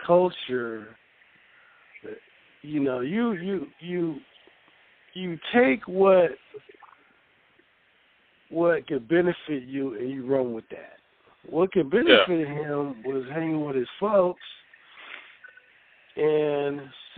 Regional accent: West Coast, United States; in the hood growing up on the West Coast

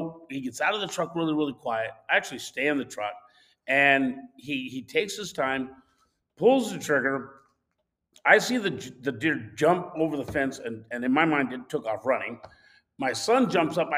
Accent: Southwest, United States; moved away; also born or lived in Arizona; I'm from the Southwest, where hunting deer is totally different.

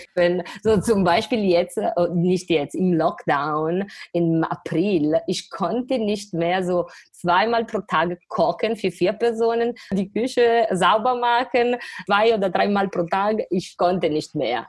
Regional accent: Varese, Lombardy, Italy; German is a second language; moved away as an adult; also born or lived in Milan; now in Düsseldorf, Germany; ich komme aus Norditalien, aus Lombardei, Varese, in der Nähe von Mailand

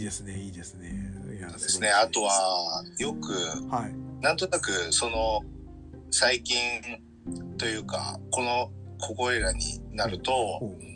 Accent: Fukui, Japan; 同じ福井県出身だから

